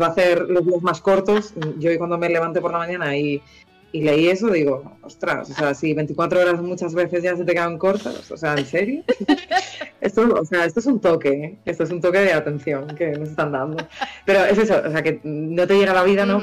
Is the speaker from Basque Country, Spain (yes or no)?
no; Vigo, Galicia, Spain; moved away; also born or lived in Santander; Yo soy de Vigo.